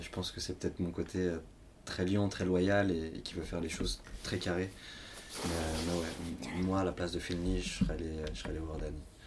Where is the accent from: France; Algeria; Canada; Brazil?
France; Lyon, Auvergne-Rhône-Alpes; je suis pourtant de Lyon